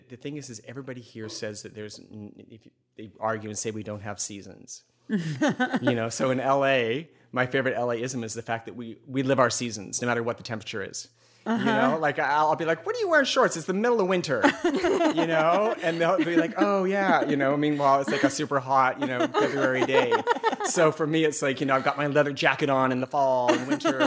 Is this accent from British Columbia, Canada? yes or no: yes; Vancouver, British Columbia, Canada; also born or lived in New York; now in Los Angeles, United States; I am from Vancouver originally